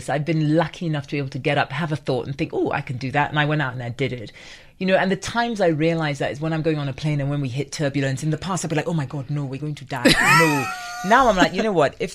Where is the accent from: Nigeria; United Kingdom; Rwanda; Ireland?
Nigeria; my heart, I'm Nigerian